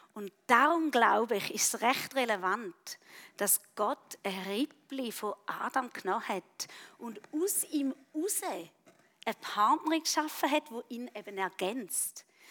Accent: Switzerland; Bei uns in der Schweiz

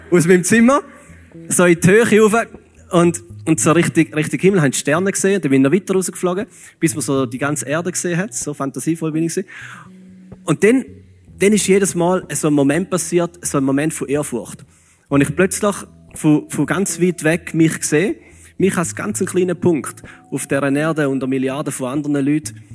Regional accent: Switzerland; Aber es funktioniert so einigermaßen, einmal bei uns als Schweizer.

